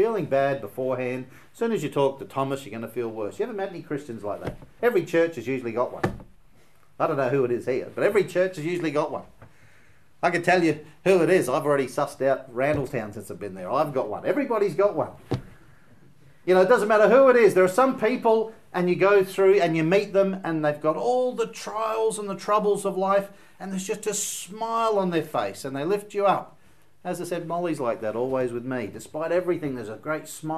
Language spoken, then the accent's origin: English; Australia; being an Australian